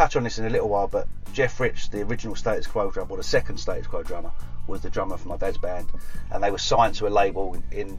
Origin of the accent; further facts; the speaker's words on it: Loughton, East of England, United Kingdom; also born or lived in Poplar, East London; I'm from Loughton in Essex